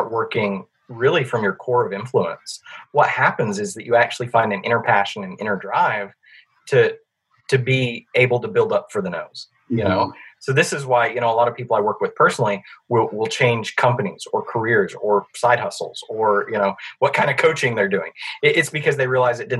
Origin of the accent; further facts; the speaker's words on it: Alabama, United States; I am from Alabama